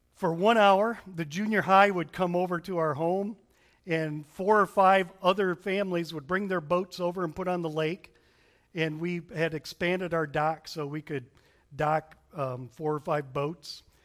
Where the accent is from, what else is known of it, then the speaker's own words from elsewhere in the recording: Berrien Springs, Michigan, United States; moved away; we grew up in Berrien Springs, Michigan. It's in the southwestern corner of Michigan.